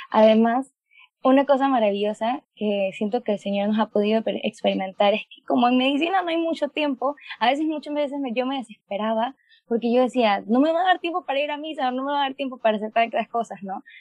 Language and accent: Spanish; Panama; tengo 21 años, soy de Panamá y pues estudio medicina